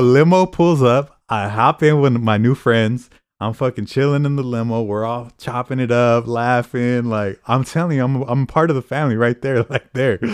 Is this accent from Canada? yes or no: no; Fresno, California, United States; I'm from Fresno too